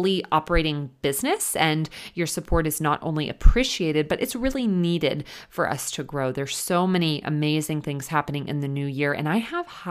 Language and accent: English; Texas, United States; moved away; my home state of Texas